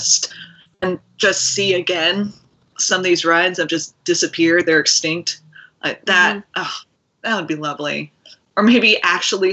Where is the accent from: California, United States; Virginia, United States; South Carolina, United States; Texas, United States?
Virginia, United States; I was from Virginia and hadn't been very many places